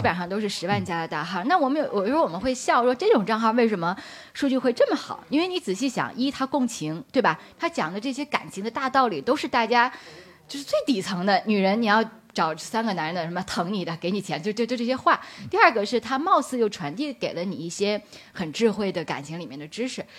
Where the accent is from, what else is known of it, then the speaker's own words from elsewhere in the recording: Beijing, China; 我是北京人，我毕业于北京大学的本科跟硕士